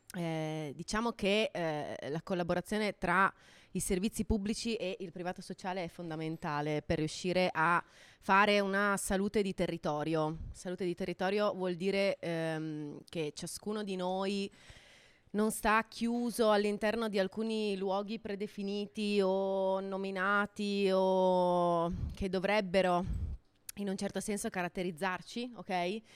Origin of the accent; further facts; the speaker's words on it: Friuli-Venezia Giulia, Italy; sono friulano